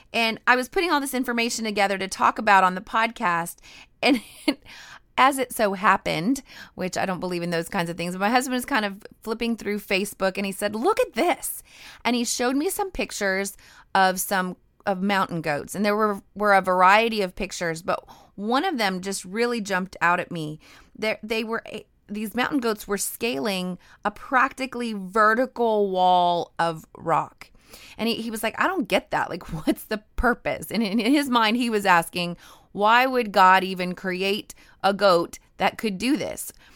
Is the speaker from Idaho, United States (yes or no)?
yes; Idaho, United States; also born or lived in the South (US); now in the South, United States; I grew up in Idaho near the mountains, and I am definitely a mountain girl.